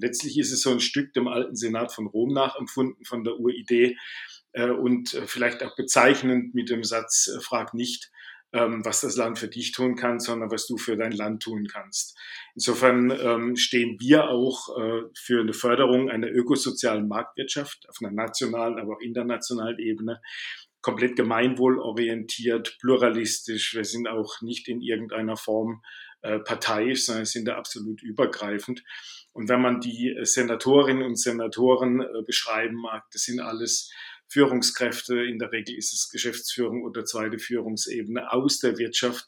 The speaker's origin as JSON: {"language": "German", "region": "Baden-Württemberg", "country": "Germany", "accent": "Baden dialect", "moved": "yes", "lives_now": "Bavaria, Germany", "said": "am Dialekt mag man es hören. Ich bin ein Badener, der allerdings in Bayern lebt."}